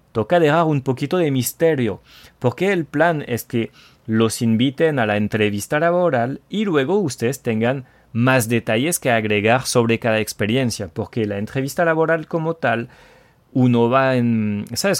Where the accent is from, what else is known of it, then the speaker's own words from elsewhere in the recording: France; el francés tóxico